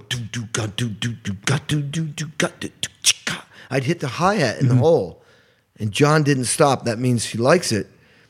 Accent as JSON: {"language": "English", "town": "Stockbridge", "region": "Massachusetts", "country": "United States", "tie": "born or raised there", "also_born_or_lived": "Albany, New York / Indiana", "moved": "yes", "said": "I was born in Albany, New York, and grew up in a very unique, beautiful little town in New England, Western Mass, called Stockbridge, which was where Alice's restaurant was."}